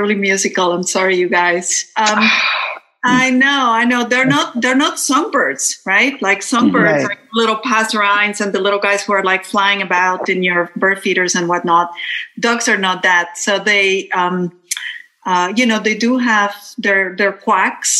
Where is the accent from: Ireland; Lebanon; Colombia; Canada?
Colombia; born or raised there; now in Massachusetts, United States